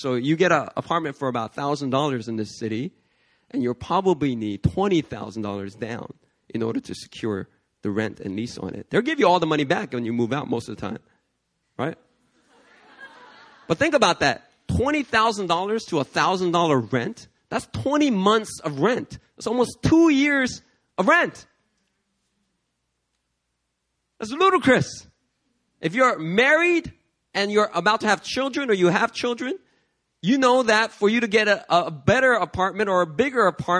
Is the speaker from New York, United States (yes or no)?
yes; New York City, New York, United States; because I came from New York City.